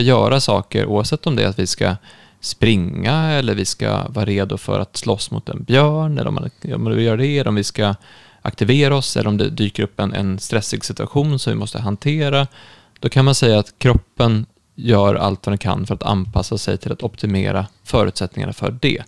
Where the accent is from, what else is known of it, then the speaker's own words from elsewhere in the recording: Stockholm, Stockholm County, Sweden; also born or lived in Uppsala; jag är ju från Stockholm, har varit mycket i Stockholm